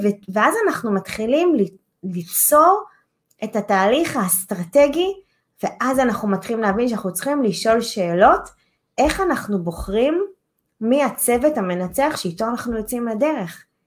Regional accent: Holon, Tel Aviv District, Israel; אני עשיתי נדל"ן בחולון, זו העיר שבה נולדתי

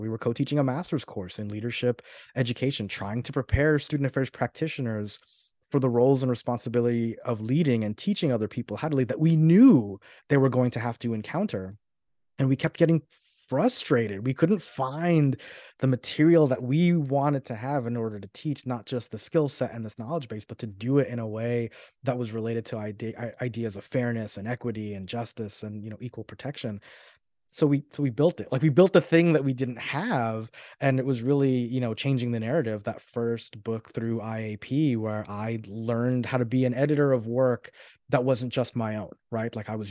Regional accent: New York, United States; also born or lived in Florida; So I'm originally from New York, but I spent most of my life in Florida.

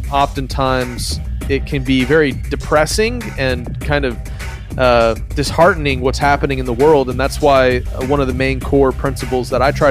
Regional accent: Philippines; moved away as an adult; I was raised in the Philippines as a missionary kid, grew up around a lot of different blends of Christianity there on the mission field, came back for college

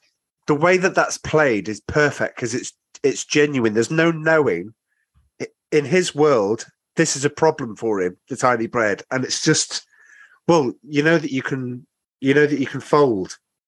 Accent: Shropshire, West Midlands, United Kingdom; moved away; growing up in Shropshire

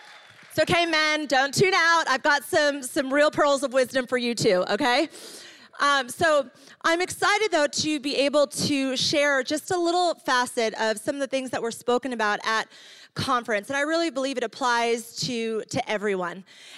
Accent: Ecuador; also born or lived in New York, United States; I grew up on the mission field. I'm from New York and moved to Ecuador. My family were missionaries there.

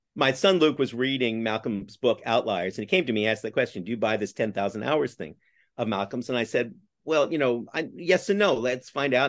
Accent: Canada; now in New York, United States; I'm Canadian by origin

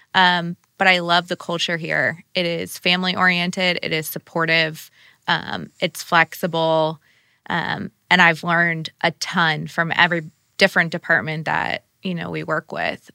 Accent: Sarasota, Florida, United States; moved away as an adult; now in Indiana, United States; I grew up in Sarasota, Florida

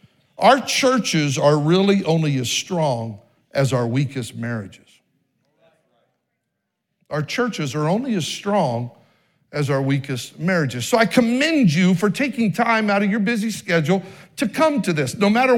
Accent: Oregon, United States; born there; They were assistant pastor when I was born in Oregon and even in Idaho.

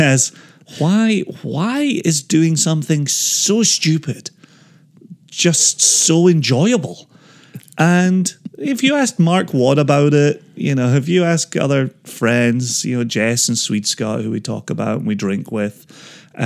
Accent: Scotland, United Kingdom; growing up in Scotland

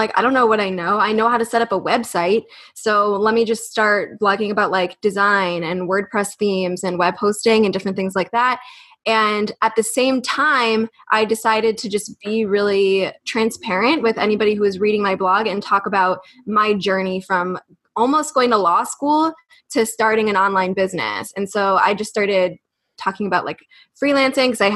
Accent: United States; We're from the States

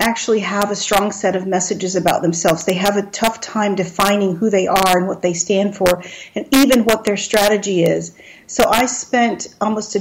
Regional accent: Texas, United States; my visual image, which is very Texan, very focused on being Texan, and a little bit down home

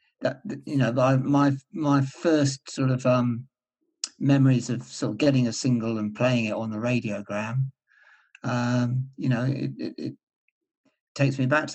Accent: Somerset, South West England, United Kingdom; moved away; also born or lived in London; Down in Somerset. Sort of rural child

